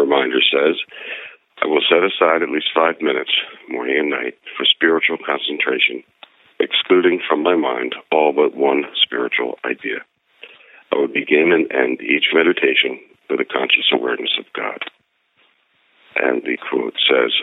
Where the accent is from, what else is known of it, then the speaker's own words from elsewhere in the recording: then the Midwest, Pennsylvania, United States; moved away; growing up in Pennsylvania, then the Midwest